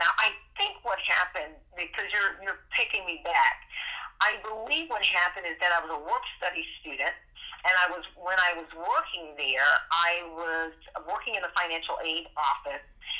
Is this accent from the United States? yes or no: yes; Fort Lauderdale, Florida, United States; And yeah, so I know a lot of people, when they find out that I am a Floridian, they say, oh, well, you must have been born in Broward Gene